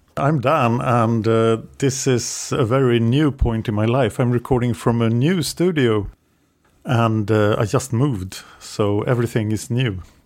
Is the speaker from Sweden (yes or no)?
yes; Sweden; English is a second language